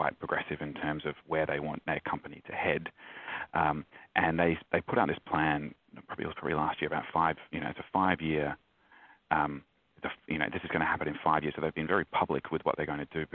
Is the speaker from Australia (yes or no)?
yes; Australia; as an Australian